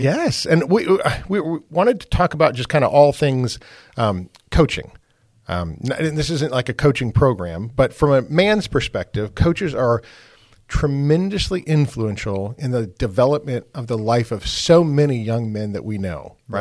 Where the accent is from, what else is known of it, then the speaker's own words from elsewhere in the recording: Wisconsin, United States; I grew up in Wisconsin